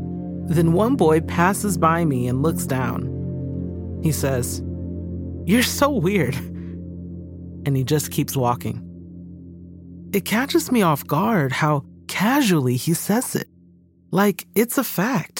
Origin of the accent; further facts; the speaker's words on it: Georgia, United States; moved away as an adult; also born or lived in Birmingham, England; my home state of Georgia